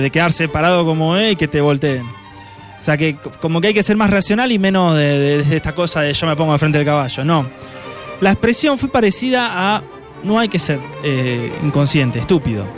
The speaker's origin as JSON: {"language": "Spanish", "country": "Argentina", "said": "los gauchos nuestros"}